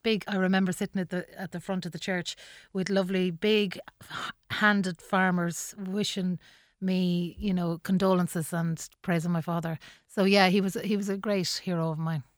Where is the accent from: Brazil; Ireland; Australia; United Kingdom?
Ireland; Mohill, Connacht; moved away as an adult; also born or lived in Longford; now in Dublin, Ireland; I had lived in Longford, which was like a metropolis compared to Mohill